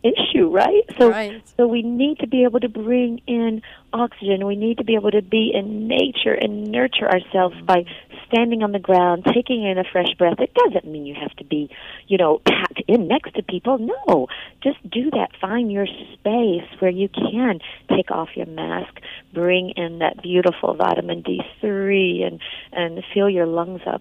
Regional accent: Georgia, United States; when I was a kid growing up in Georgia

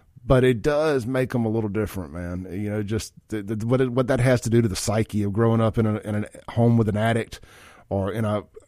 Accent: Jackson, Mississippi, United States; running up and down McDowell Road and all that stuff, having a good time as a kid and growing up in Jackson in the 90s.

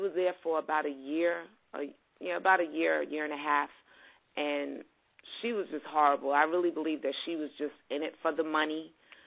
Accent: New York City, New York, United States; I was born and raised in Brooklyn.

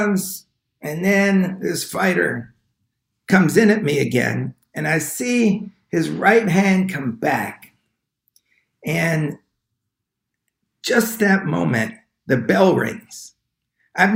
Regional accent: Long Island, New York, United States; I grew up in Long Island

